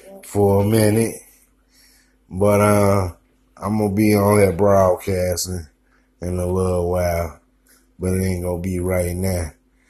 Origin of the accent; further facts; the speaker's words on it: Chicago, Illinois, United States; I'm from Chicago, South Side